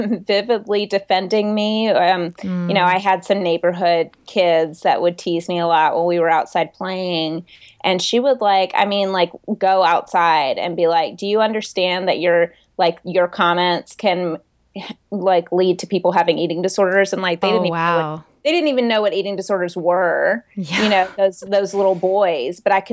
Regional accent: the South, United States; And growing up in the South, that was that was available.

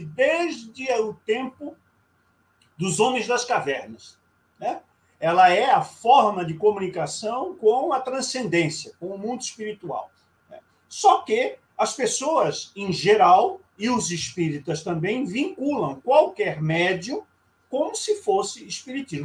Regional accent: Rio de Janeiro, Brazil; moved away; no Rio de Janeiro, minha terra natal

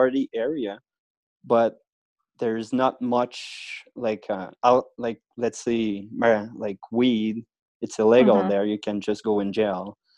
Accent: Quebec, Canada; So yes, outside of Quebec City

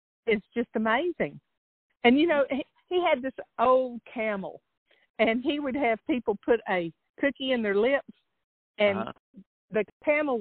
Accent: Oklahoma, United States; I'm from Oklahoma

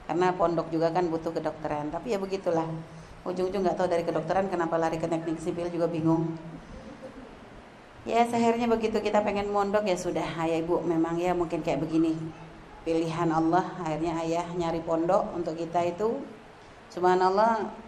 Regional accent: Pontianak, West Kalimantan, Indonesia; Kalau lahir gede di Pontianak

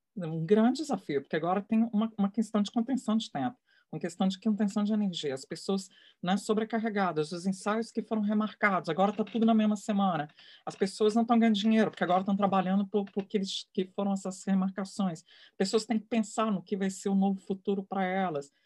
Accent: Brazil; Eu sou brasileira, eu sou mulher

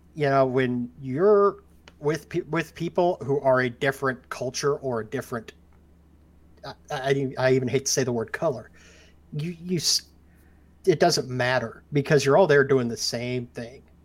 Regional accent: Ozark Mountains, on the border of Missouri and Arkansas, the Ozarks, United States; I was born and raised in the Ozark Mountains, oh, on the border of Missouri and Arkansas

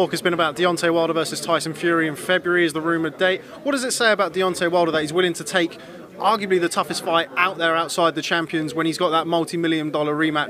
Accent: United Kingdom; Obviously, you can hear by my accent, I'm from the UK.

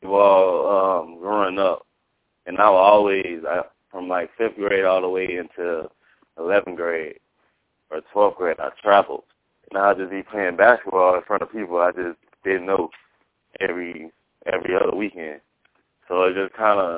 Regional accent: Sarasota, Florida, United States; I'm from Sarasota, Florida.

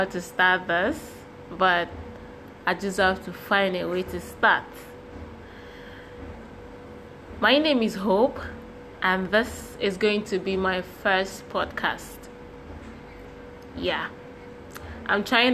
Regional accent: Akwa Ibom, Nigeria; English is a second language; I'm from Akwa Ibom State

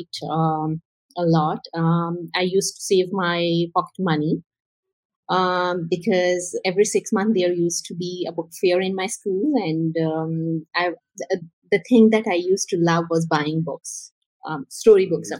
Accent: Karachi, Sindh, Pakistan; I was born and raised in Karachi, which is a very happening city in Pakistan.

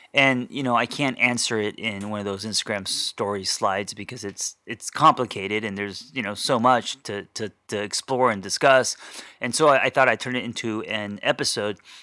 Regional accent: United States; my parents were never home because, uh, they had businesses, of course, and it was always about, um, putting food on the table, right? Just being immigrants to America

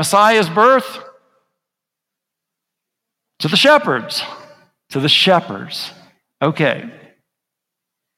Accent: United States; now in Guatemala; I'm from the United States

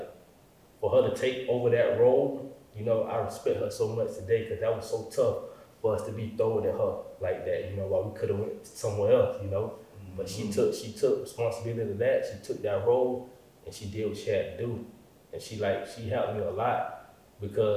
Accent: Jacksonville, Florida, United States; born or raised there; moved away

